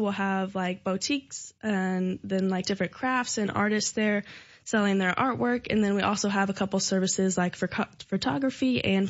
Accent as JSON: {"language": "English", "town": "Findlay", "region": "Illinois", "country": "United States", "tie": "born or raised there", "lives_now": "Decatur, United States", "said": "I was raised in Findlay, Illinois, so just about 40 minutes outside of Decatur, pretty much the Macon County area."}